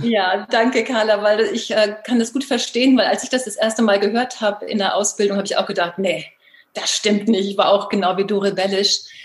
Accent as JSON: {"language": "German", "region": "Baltic coast", "country": "Germany", "tie": "born or raised there", "moved": "yes", "said": "zurzeit habe ich das große Glück, im ähm, Norden zu leben, an der Ostsee meiner alten Heimat"}